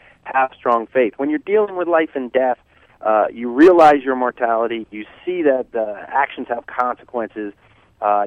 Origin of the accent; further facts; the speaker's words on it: New Jersey, United States; I was raised a Catholic in New Jersey